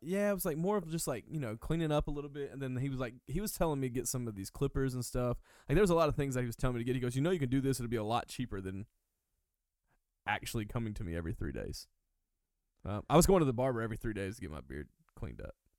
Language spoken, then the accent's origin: English; Hueytown, Alabama, United States; I'm originally from uh Birmingham, Alabama. Uh long actually I'm from Hueytown, Alabama, but to make it easier I say Birmingham. It's about 10 minutes from Birmingham.